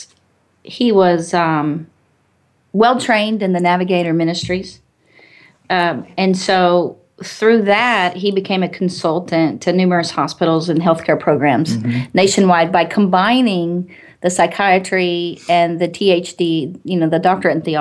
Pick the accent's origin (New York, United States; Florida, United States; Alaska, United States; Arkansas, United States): Arkansas, United States; moved away; I came from Arkansas